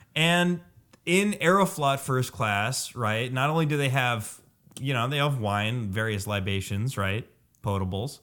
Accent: New Jersey, United States; moved away; When I grew up in New Jersey, it was in the eighties

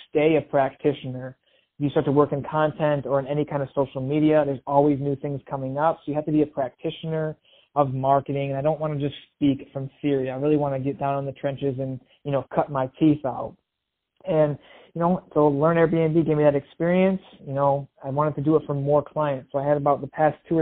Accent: Michigan, United States; moved away as an adult; now in Los Angeles, United States; I grew up in Michigan. I moved out to Los Angeles, the land of opportunity

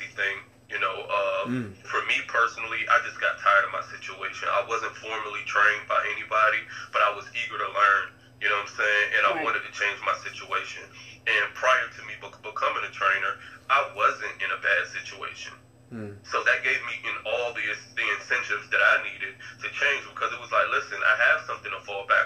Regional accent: Norfolk, Virginia, United States; also born or lived in Deep Creek, Chesapeake, Virginia; from Norfolk. I spent elementary school, middle school, and my freshman and sophomore years in Norfolk. And I live in Norfolk now.

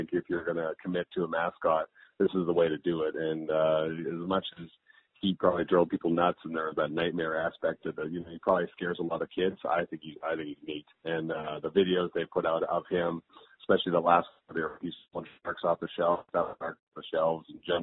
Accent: Cochrane, Alberta, Canada; moved away as an adult; also born or lived in Calgary; I was born in Calgary, and then grew up in Cochrane, which is just 30 kilometers west of Calgary. That's where I went to high school. And left about when I was 21

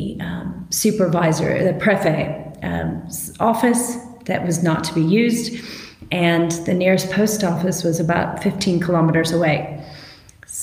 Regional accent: San Francisco Bay Area, Northern California, United States; moved away as an adult; also born or lived in Los Angeles, United States; now in Nairobi, Kenya; I was raised in Northern California in the San Francisco Bay Area

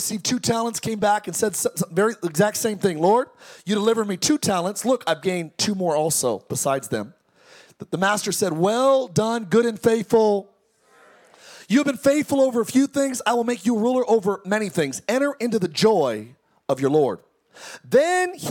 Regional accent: Antelope Valley, California, United States; I came from the Antelope Valley, the home of …

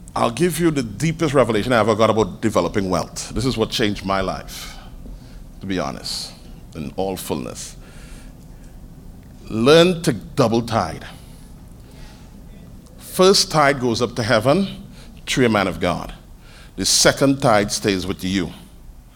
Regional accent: Trinidad & Tobago; I'm a Trinidadian

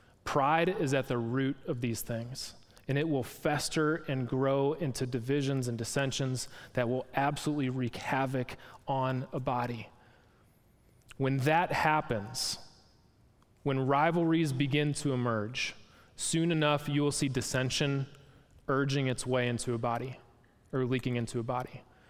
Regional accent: Packer country, Wisconsin, United States; moved away; I'm from Packer country up north

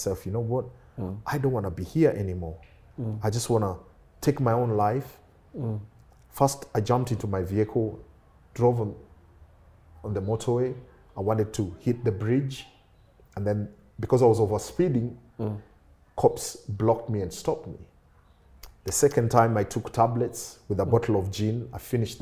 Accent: Kenya; moved away as an adult; now in United Kingdom; I was born in Kenya

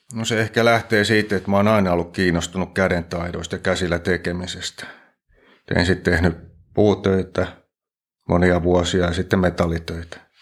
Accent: Nurmijärvi, Uusimaa, Finland; moved away as an adult; now in Forssa, Finland; Mä oon Klaukkalasta lähtösi, Nurmijärveltä.

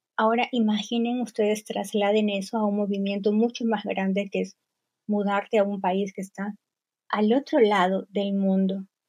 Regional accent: northern Peru, Peru; moved away as an adult; also born or lived in Lima, Peru / Cieneguilla, Peru; now in Germany; Yo soy de Perú y soy del norte de Perú. Crecí siempre en el norte de Perú

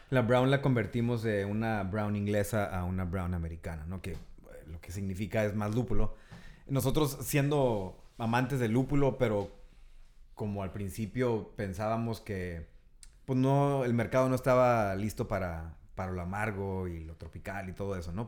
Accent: Tijuana, Baja California, Mexico; also born or lived in San Diego; nacimos en Tijuana, bueno, crecimos aquí y allá

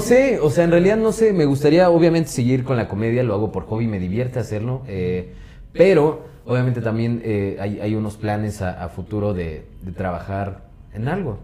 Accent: Pachuca, Hidalgo, Mexico; Soy de Pachuca

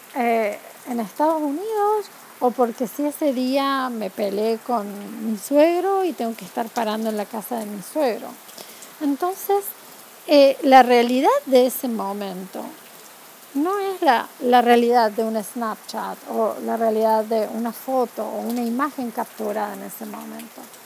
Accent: Córdoba, Argentina; moved away as an adult; also born or lived in Spain; now in United States; yo soy argentina, nos mudamos de España aquí

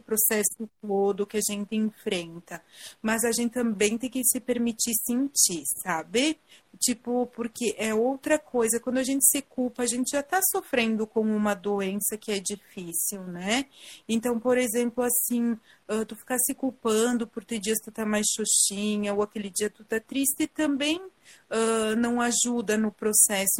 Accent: Garibaldi, Rio Grande do Sul, Brazil; eu sou de Garibaldi

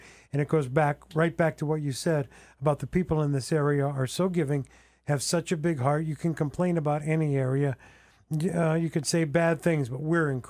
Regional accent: Northeast Pennsylvania, United States; moved away as an adult; now in Sullivan County, United States; where I'm from, and I refer to it as the old country, Northeast Pennsylvania.

